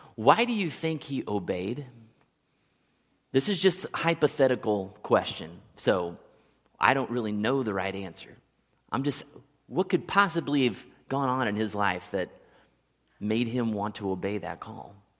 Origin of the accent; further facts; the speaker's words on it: Kansas City, United States; moved away; a kid that grew up in Kansas City his whole